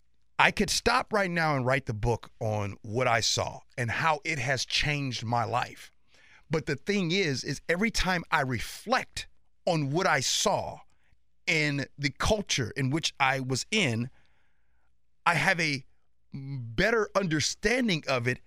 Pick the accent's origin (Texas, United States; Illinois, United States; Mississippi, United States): Illinois, United States; Chicago; also born or lived in Indiana; now in Washington, United States; I grew up in Chicago.